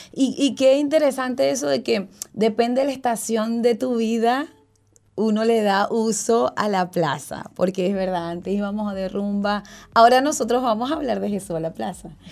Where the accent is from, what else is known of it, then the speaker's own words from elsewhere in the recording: Ocumare de la Costa de Oro, Aragua, Venezuela; nosotros nacimos en Venezuela, en un estado que se llama Aragua, y el pueblo se llama Ocumare de la Costa de Oro